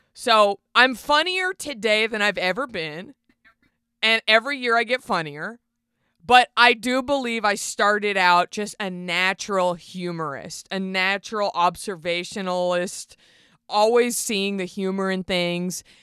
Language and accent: English; Garland, Texas, United States; moved away; I grew up in Garland, Texas